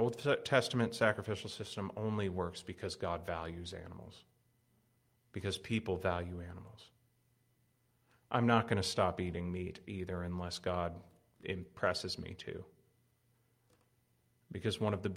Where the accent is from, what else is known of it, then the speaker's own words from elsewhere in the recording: United States; As an American young person